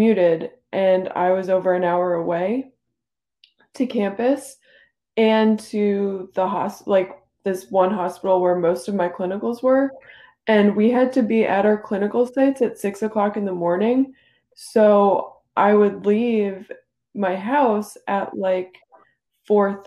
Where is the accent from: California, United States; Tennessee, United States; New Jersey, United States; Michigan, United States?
New Jersey, United States; I grew up in New Jersey. I've never left, really